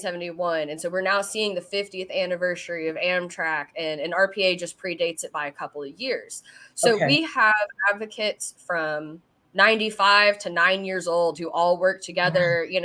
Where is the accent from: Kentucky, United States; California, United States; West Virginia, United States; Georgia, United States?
Kentucky, United States; Versailles; moved away; I came from Versailles, not Versailles, Versailles, Kentucky.